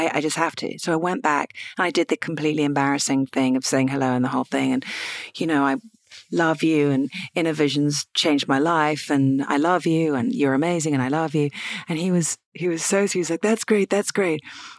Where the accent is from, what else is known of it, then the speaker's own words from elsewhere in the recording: United Kingdom; I'm British.